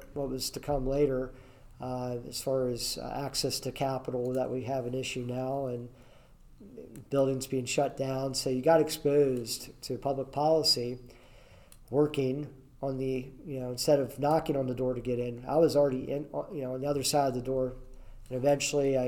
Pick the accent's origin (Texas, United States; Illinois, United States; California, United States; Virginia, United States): Virginia, United States; Berryville; I grew up in the Winchester, Virginia area, a small town called Berryville in the Shenandoah Valley, Virginia